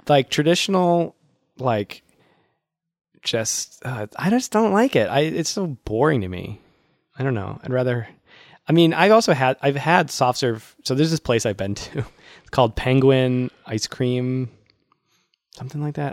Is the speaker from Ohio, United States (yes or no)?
no; Worcester, Massachusetts, United States; my hometown, Worcester.